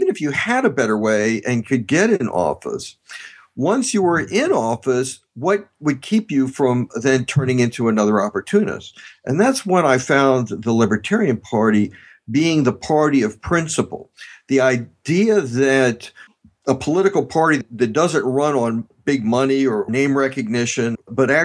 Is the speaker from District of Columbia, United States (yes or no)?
yes; Washington, District of Columbia, United States; I was born and raised in Washington, D.C. and around the city.